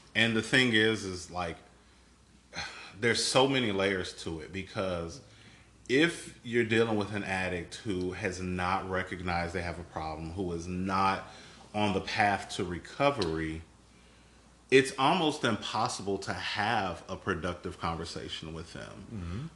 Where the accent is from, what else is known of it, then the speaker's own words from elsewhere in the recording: Chicago, Illinois, United States; moved away as an adult; now in Houston, United States; I am not originally from Texas. Um, all of my family, all of my family, are in Chicago